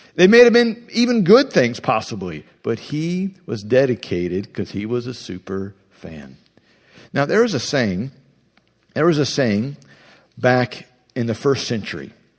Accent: Ohio, United States; I'm from Ohio.

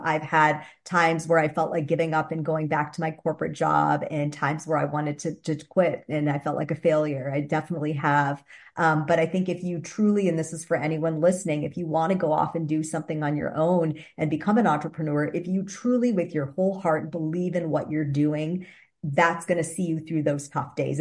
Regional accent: Wisconsin, United States; moved away as an adult; also born or lived in Boston / New York tri-state area / California; I'm from the Midwest originally. My husband and I are actually born and raised in Wisconsin.

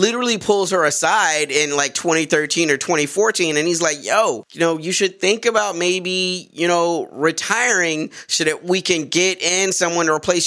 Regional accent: United States; as an American

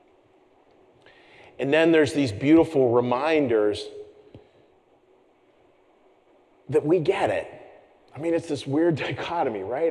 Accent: Pittsburgh, Pennsylvania, United States; I'm from Pittsburgh, Pennsylvania

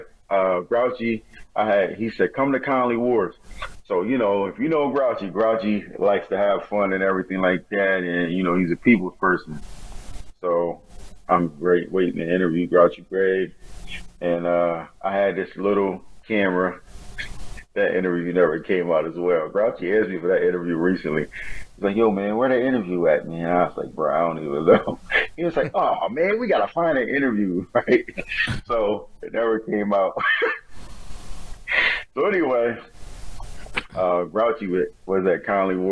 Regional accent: Wilmington, Delaware, United States; I'm from Wilmington, Delaware

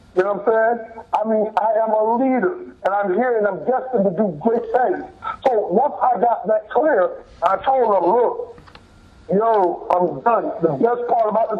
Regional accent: Miami, Florida, United States; we were both Pivine natives. So same school bus, same school, same street, same everything

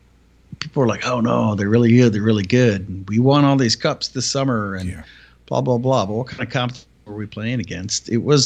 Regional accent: United States; I'm an American

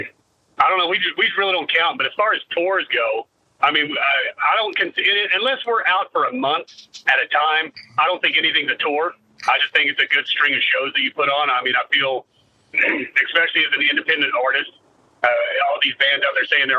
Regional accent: Kentucky, United States; we're from Kentucky

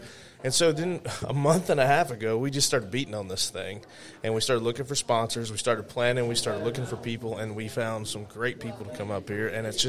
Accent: Louisiana, United States; Well, I'm from Louisiana originally. That's where I was born. But I joke with people that I'm a man of the world. As soon as I could start moving around and leaving the South, I started moving around.

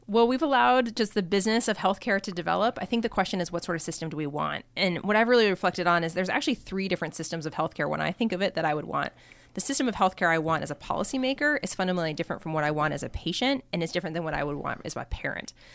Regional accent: Colorado, United States; moved away as an adult; also born or lived in Seattle / Stanford; I'm from Colorado originally, so I grew up in Colorado.

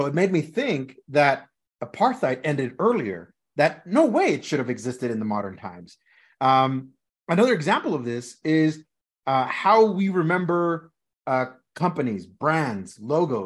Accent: Los Angeles, California, United States; we grew up in Los Angeles, California

